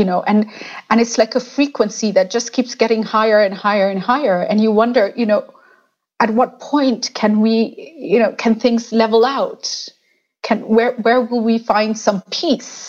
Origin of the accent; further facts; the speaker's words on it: Kenya; the Kenyan identity comes to us very easily, and Kenyans are very proud.